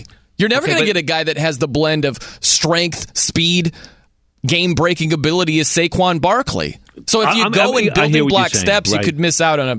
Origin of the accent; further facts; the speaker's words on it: South Bend, Indiana, United States; My hometown is South Bend, Indiana.